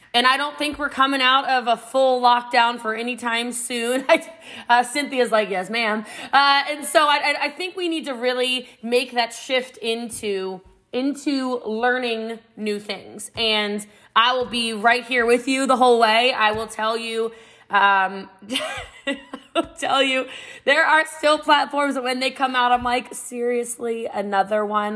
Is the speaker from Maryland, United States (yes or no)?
yes; Middletown, Maryland, United States; I'm from Middletown, Maryland. It's about an hour outside of D.C., a small country town, and uh, Frederick County, Maryland. And I grew up before it was what it is now